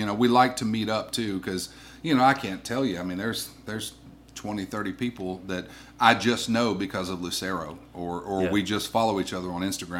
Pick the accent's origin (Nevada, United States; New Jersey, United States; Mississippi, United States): Mississippi, United States; Columbus; I grew up in Columbus, so it was a very boring, nothing ever going on town.